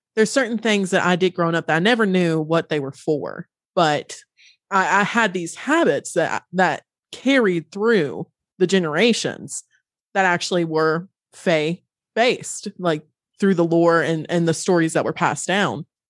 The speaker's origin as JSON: {"language": "English", "region": "Western North Carolina", "country": "United States", "tie": "born or raised there", "said": "I grew up in Western North Carolina."}